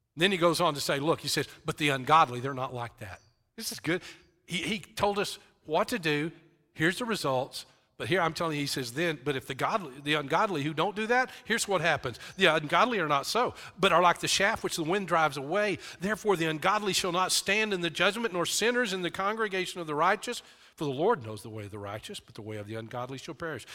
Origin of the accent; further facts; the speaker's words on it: West Texas, United States; I grew up in West Texas